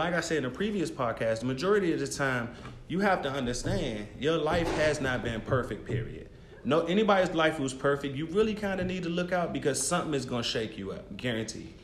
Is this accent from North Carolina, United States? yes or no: no; Prince George's County, Maryland, United States; I came back home to Prince George's County, Maryland, because I'm from Maryland as well